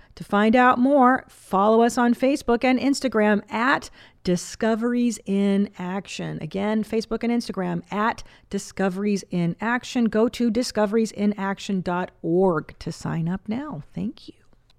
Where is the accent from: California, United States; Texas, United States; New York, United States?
California, United States; I grew up in the Valley with, like, models.